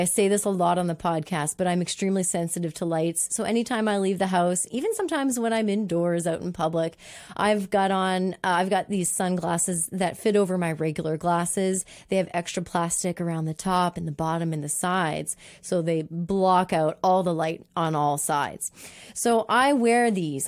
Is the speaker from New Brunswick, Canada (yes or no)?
yes; Moncton, New Brunswick, Canada; now living in my hometown of Moncton